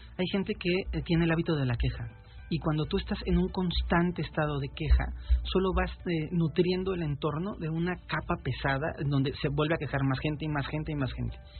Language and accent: Spanish; Mexico; yo soy mexicano